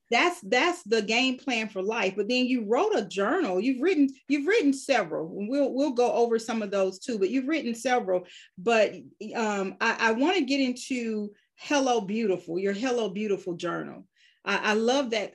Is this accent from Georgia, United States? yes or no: yes; Georgia, United States; there are very few of us who were born and raised in Georgia